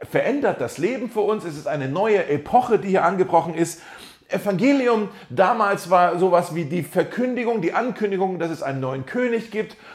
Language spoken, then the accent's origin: German; Germany; Ich bin ja dann eher so, hey, ich bin Deutscher, gib mir jetzt einfach einen Satz, eine Definition, äh, schön zusammengefasst.